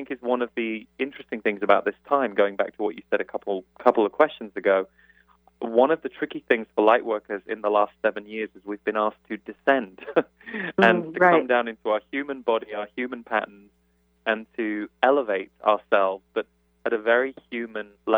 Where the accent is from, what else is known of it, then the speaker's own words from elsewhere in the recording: United Kingdom; moved away as an adult; now in United States; as a British person, I've only lived in the States for 7 years